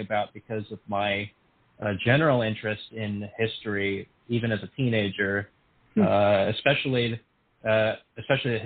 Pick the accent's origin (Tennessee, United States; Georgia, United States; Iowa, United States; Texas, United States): Texas, United States; San Antonio; back in my hometown of San Antonio, Texas